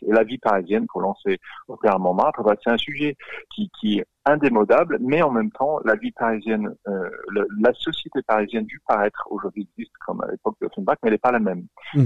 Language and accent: French; Australia; accent: Australian; French is a second language; now in France; je, suis australien, vous l'entendez de mon accent